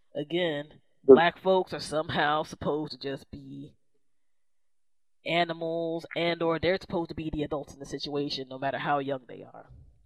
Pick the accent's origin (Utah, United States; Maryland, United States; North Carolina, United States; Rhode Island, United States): Maryland, United States; this is my home state.